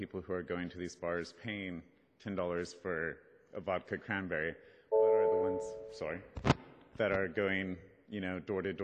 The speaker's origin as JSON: {"language": "English", "town": "Merced", "region": "California", "country": "United States", "said": "I'm from Merced, California. It's a very small town"}